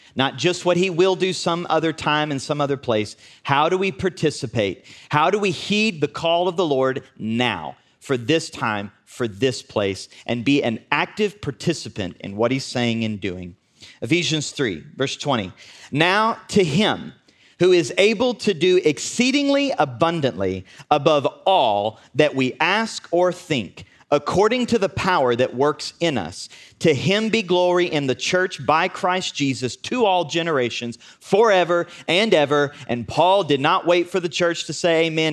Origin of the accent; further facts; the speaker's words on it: United States; we're from Southern Oklahoma, Northern Texas